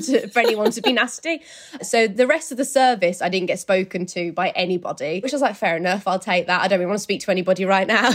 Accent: Birmingham, West Midlands, United Kingdom; moved away as an adult; now in London, United Kingdom; So I live in London, but my hometown is in Birmingham

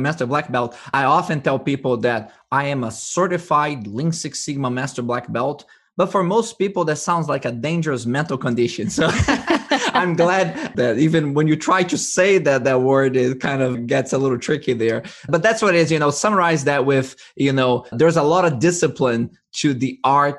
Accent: Brazil; now in United States; I was born in Brazil, originally from Brazil, mm-hmm. and I was educated in the United States

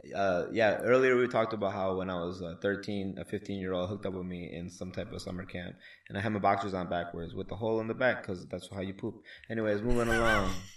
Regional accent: Wisconsin, United States; now in Houston, United States; I'm from Wisconsin

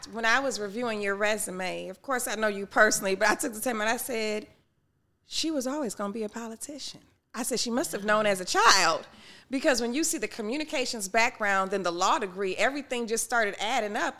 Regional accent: Detroit, Michigan, United States; growing up in Detroit, it was eighty-eight percent Black at the time

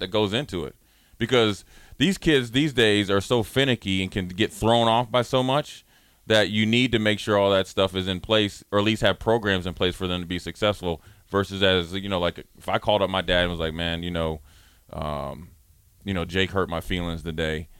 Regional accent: Minneapolis, Minnesota, United States; moved away; I'm coming down from Minneapolis

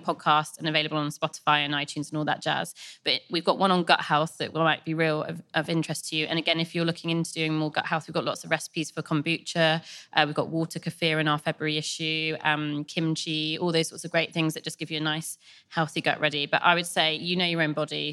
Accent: West Country, South West England, United Kingdom; we're both from the West Country

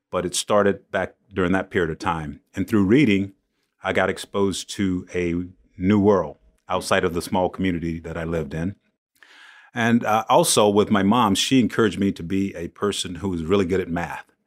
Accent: Shaw, South Carolina, United States; I grew up in Shaw, South Carolina, small town, uh, not too far from Myrtle Beach

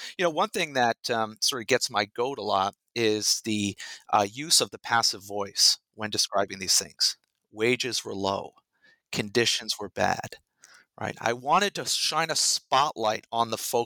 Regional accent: Rhode Island, United States; moved away as an adult; also born or lived in Massachusetts / New York State; now in Texas, United States; I'm not from Texas. I grew up in Rhode Island in the Northeast

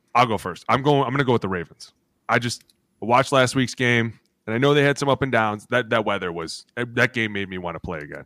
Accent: Cleveland, Ohio, United States; I grew up in Cleveland.

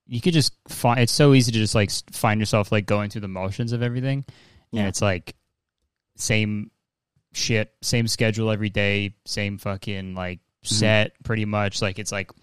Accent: Whitby, Ontario, Canada; also born or lived in Hamilton, Ontario; I lived in Whitby from until I was like 13, and then I moved to Hamilton

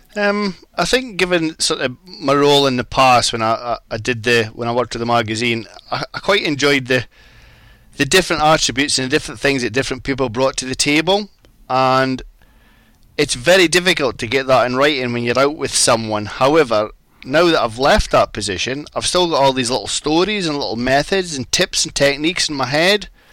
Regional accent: Hawick, Scotland, United Kingdom; now in England; I was brought up in the Scottish borders

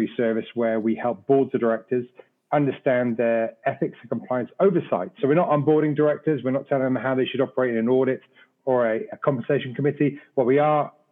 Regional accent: Wales, United Kingdom; moved away as an adult; also born or lived in London; now in United States; Originally from Wales, I'm a Welshman

